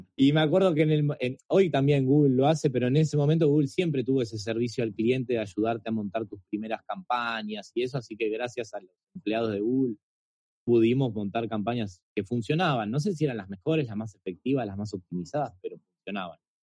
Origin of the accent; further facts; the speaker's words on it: Argentina; soy argentino